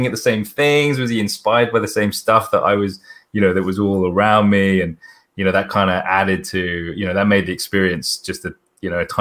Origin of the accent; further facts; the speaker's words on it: Oxford, South East England, United Kingdom; I was born and I grew up in Oxford